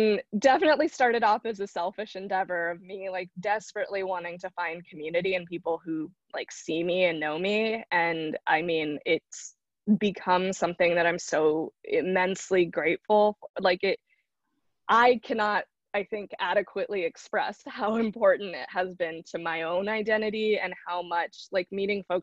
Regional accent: South India, India; I'm from Southern India

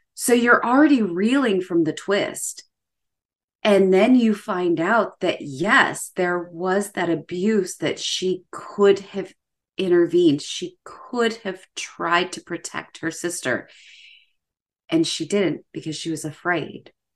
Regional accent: United States; as an American

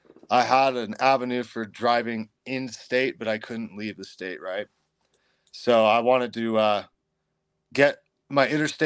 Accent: Redding, California, United States; I mean, most of my life, my young life, I spent in Northern California for the most part around Redding and the wider area.

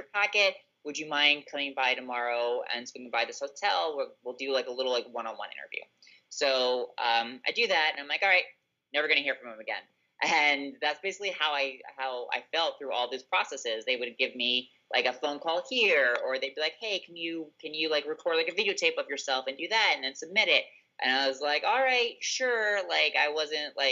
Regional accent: South Florida, United States; I grew up in South Florida.

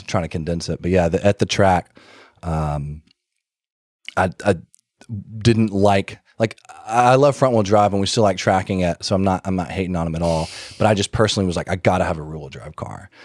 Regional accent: Birmingham, Alabama, United States; I grew up in Birmingham, Alabama

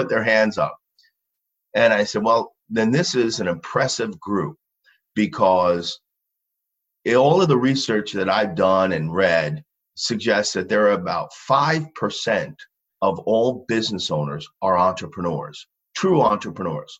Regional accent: Long Island, New York, United States; I grew up in Long Island.

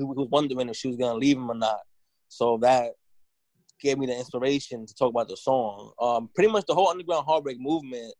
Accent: New York City, New York, United States; I grew up in the Lower East Side of New York City

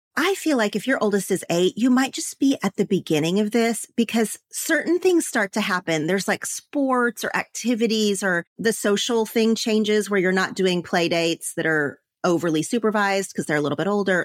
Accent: Oklahoma, United States; moved away as an adult; now in Los Angeles, United States; growing up in Oklahoma, but living in L A, my Oklahoma friends

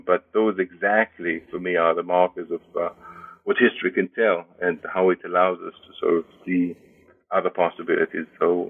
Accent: Israel; I was born and raised in Israel. I studied in Jerusalem, Berlin, and Madison, Wisconsin.

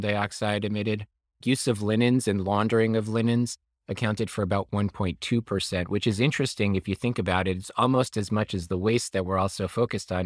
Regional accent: New York, United States; I am from New York. I was raised here

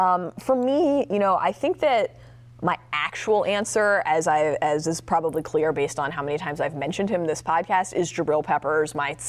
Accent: Maryland, United States; I'm excited to see how my hometown Terps look

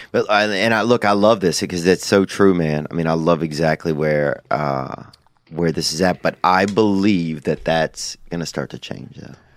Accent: the South, United States; I'm from the South

